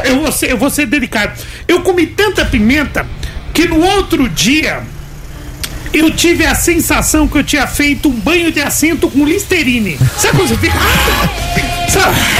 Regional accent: Northeast Brazil, Brazil; now in Osasco, Brazil; eu como um bom nordestino

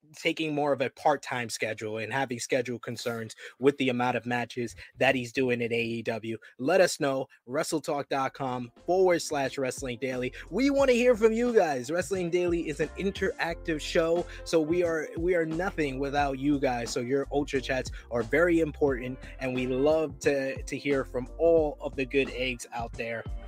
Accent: New York, United States; You know me as a New Yorker

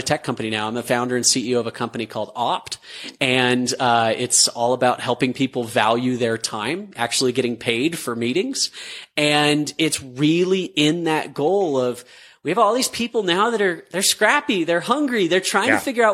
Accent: Utah, United States; growing up in Utah, the bubble, like a product there

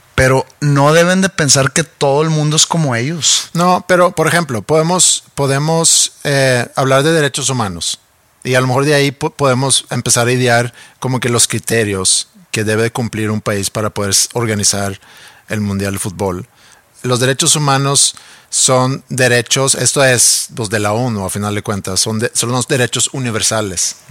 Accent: Mexico; now in Sweden; como mexicanos o como oyentes mexicanos

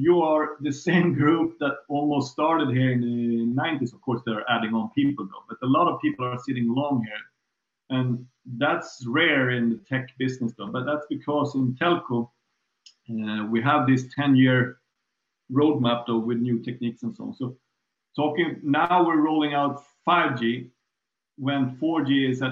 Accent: Tumba, Stockholm County, Sweden; I grew up in Tumba

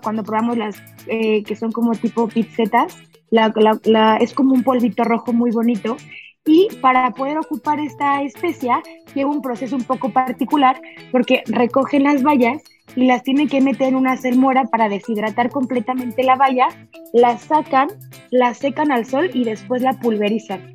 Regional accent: Mexico; also born or lived in Mexico City

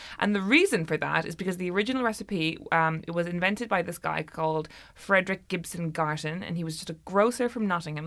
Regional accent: Ireland; I'm middle class, but from Ireland

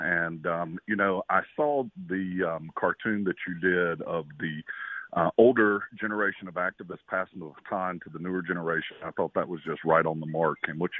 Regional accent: Jackson, Mississippi, United States; moved away as an adult; I was born and raised in Jackson, in the Jackson area. My father was a school principal down in Richland, where I went to school for 12 years.

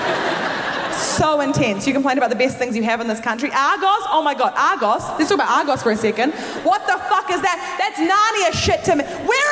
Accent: New Zealand; moved away as an adult; now in London, United Kingdom; I'm originally from New Zealand. I moved to London a few years ago

